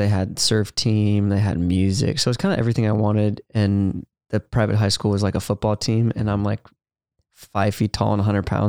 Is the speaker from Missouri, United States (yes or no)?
no; Ventura, California, United States; Yeah, I'm from Ventura, California.